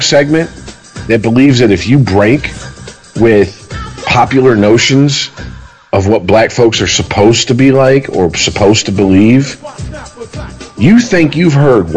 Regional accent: Detroit, Michigan, United States; growing up in the Detroit metro area

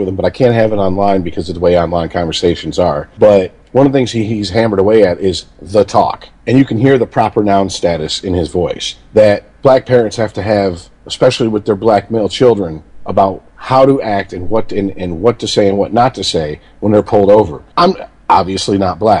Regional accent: Detroit, Michigan, United States; also born or lived in Florida; I grew up in and around Detroit

